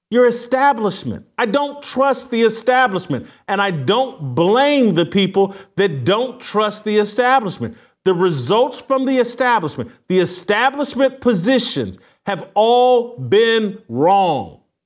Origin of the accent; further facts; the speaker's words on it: United States; I'm an American citizen living here in America